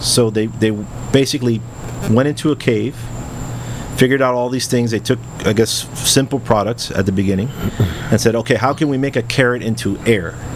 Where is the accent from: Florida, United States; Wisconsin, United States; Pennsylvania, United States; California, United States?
Florida, United States; Miami; first language English; I grew up in Westchester